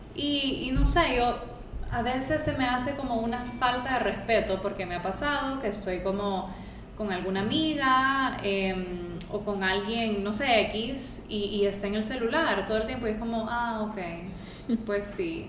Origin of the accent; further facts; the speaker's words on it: Honduras; soy hondureña